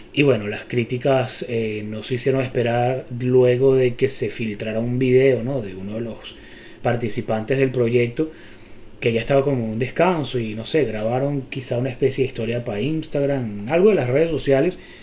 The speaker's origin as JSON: {"language": "Spanish", "country": "Venezuela", "said": "somos venezolanos"}